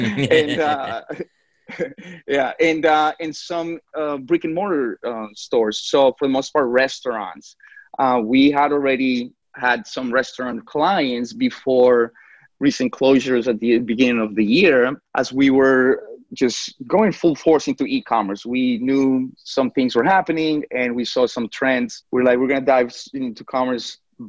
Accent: Colombia; now in New York, United States; I remember that when I came from Colombia to New York, my mother was a waitress.

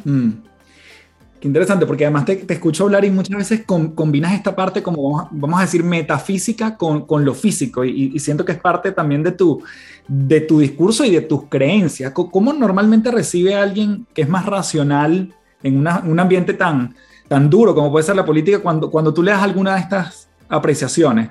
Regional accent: Venezuela; en mi país

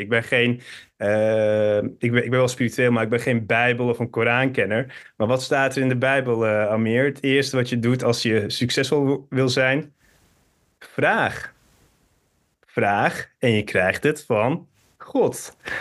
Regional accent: Hilversum, North Holland, Netherlands; also born or lived in Turkey; geboren in Hilversum. Van mijn 7 tot mijn 11 ben ik naar Turkije gegaan

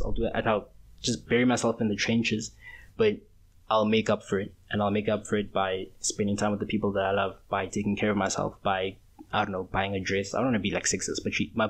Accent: South Africa; We're still South African

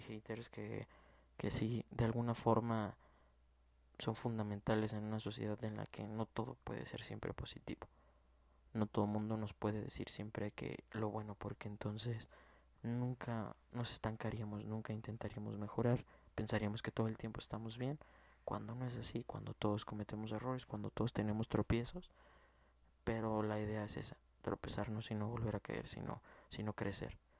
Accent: Mexico; como mexicano

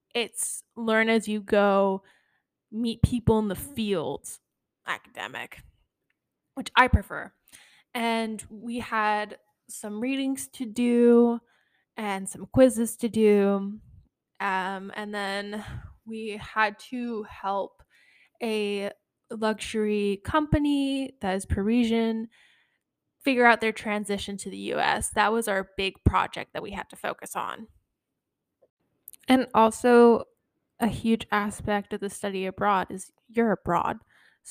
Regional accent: United States; I'm American

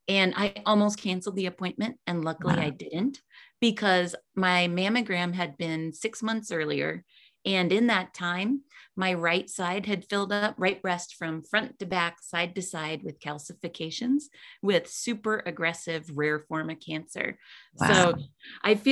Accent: Colorado, United States; I'm from Colorado

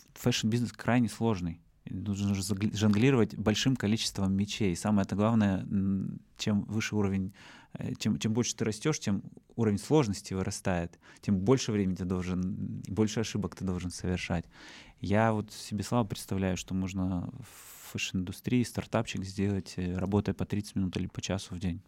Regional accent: Russia; also born or lived in Yekaterinburg; Из России я был один

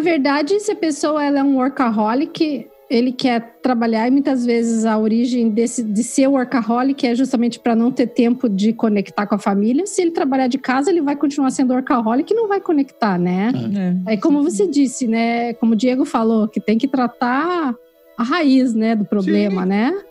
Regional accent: Curitiba, Paraná, Brazil; also born or lived in Vancouver / Quebec; now in Kingston, Canada; eu sou curitibana

